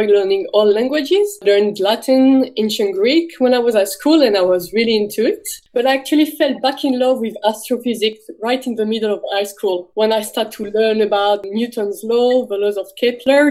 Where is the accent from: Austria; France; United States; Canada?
France; north of France; moved away as an adult; now in Melbourne, Australia; I'm from the north of France. I was actually born right at the border between France and Belgium